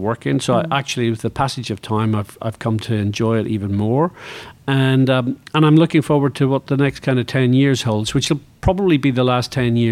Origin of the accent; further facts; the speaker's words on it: Northern Ireland, United Kingdom; moved away; I grew up in Northern Ireland